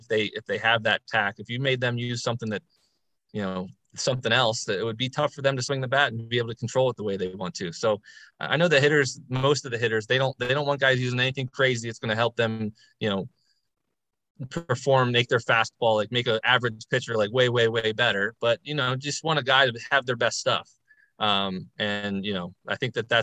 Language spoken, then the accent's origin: English; Baltimore, Maryland, United States; play for my hometown team